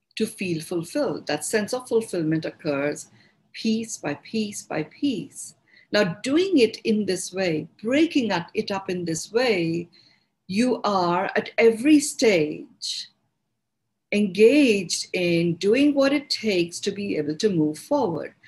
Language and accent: English; India; accent: Indian; it's my Indian accent.